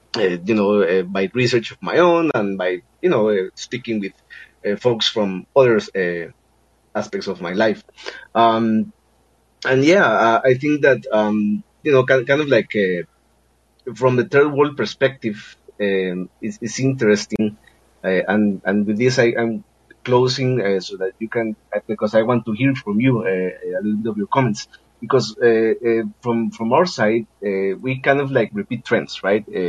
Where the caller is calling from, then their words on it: Costa Rica; I'm calling from Costa Rica.